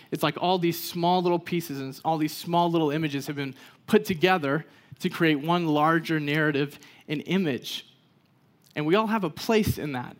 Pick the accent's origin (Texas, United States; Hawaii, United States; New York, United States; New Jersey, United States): Texas, United States; I grew up in Texas